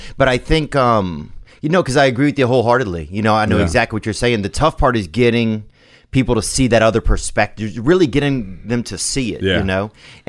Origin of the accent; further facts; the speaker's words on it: Louisiana, United States; I grew up in Louisiana, and it was really 50-50 in our area